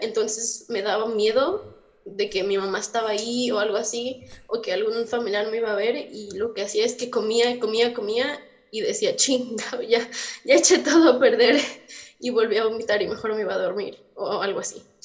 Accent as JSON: {"language": "Spanish", "country": "Mexico", "accent": "americana", "moved": "yes", "lives_now": "United States", "said": "soy mexicana, pero estoy en Estados Unidos"}